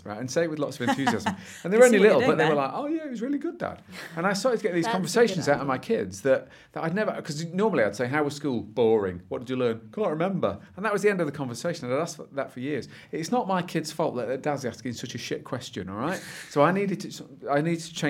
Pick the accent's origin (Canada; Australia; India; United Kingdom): United Kingdom; Derby, East Midlands; I come from Derby, my glorious hometown